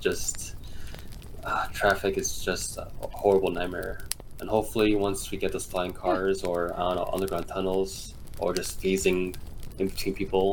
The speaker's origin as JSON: {"language": "English", "region": "East Coast", "country": "United States", "said": "I'm from the East Coast"}